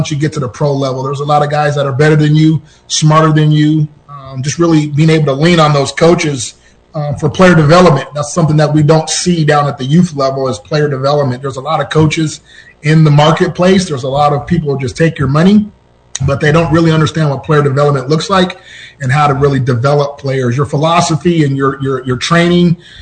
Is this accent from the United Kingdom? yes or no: no; Seattle, Washington, United States; moved away as an adult; born and raised in Seattle, Washington